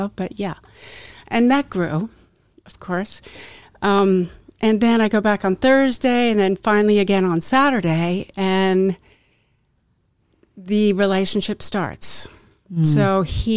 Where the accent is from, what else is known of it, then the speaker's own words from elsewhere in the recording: Westchester County, New York, United States; I grew up in Westchester County, a small town in Westchester.